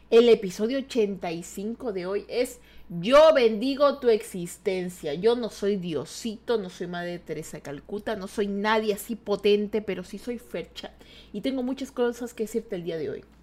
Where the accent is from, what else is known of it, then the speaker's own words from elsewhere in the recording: Ecuador; yo soy de Ecuador, ¿ya? Yo soy de Ecuador. ¿Tú sabes dónde está Ecuador? Exacto, en la línea equinoxial de Ecuador, la línea también invisible. Es decir, que nosotros somos un país invisible.